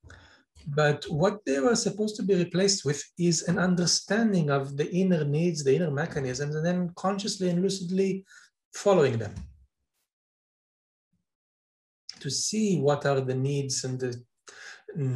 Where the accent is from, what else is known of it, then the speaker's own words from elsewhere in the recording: Israel; Israel, my home country